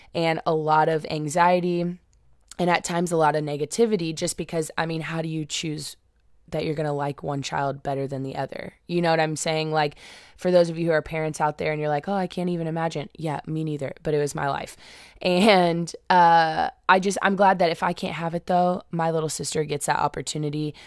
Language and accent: English; Indianapolis, Indiana, United States; I was born and raised in Indianapolis